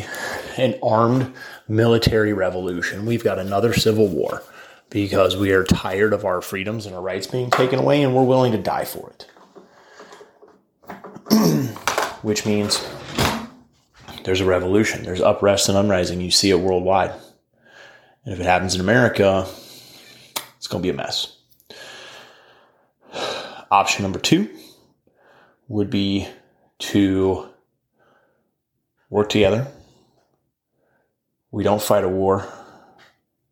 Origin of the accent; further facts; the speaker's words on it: United States; as the American people